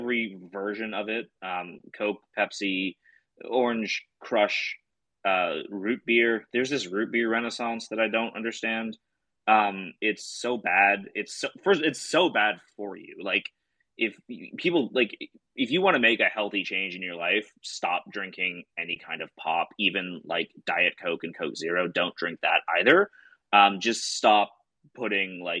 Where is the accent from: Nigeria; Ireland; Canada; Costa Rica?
Canada; I'm from Canada, which is essentially the Midwest in the 1950s